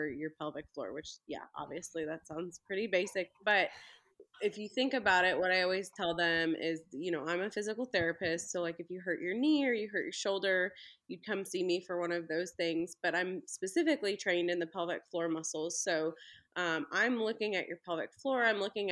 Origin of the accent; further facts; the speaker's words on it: Belleville, Illinois, United States; now in Ozark, United States; I'm actually originally from Belleville, Illinois, right by St. Louis.